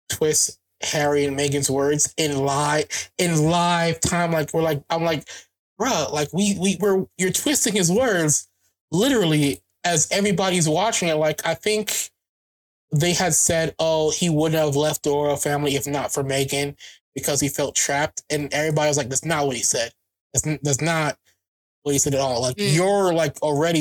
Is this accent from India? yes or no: no; Jamaica; Being Jamaican